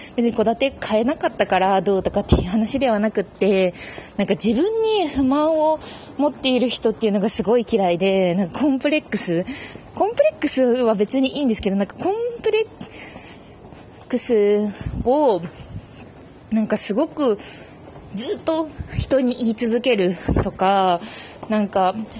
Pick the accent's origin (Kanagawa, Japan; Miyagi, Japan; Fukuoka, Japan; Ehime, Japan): Fukuoka, Japan; 私もね、福岡出身なんですよ。